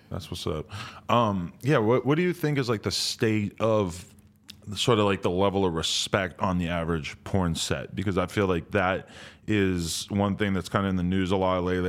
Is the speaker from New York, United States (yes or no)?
no; New Hampshire, United States; moved away; where I grew up in New Hampshire